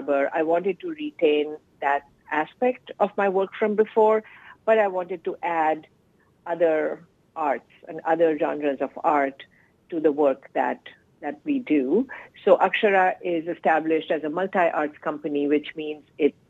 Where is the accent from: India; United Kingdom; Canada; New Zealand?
India; moved away as an adult; So my childhood and teenage years were spent in India. I was born and raised in India